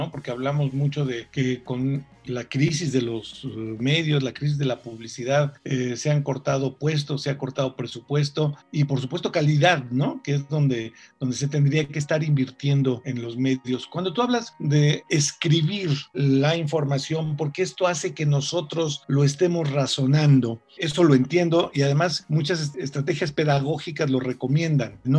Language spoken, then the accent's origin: Spanish; Mexico; soy un periodista mexicano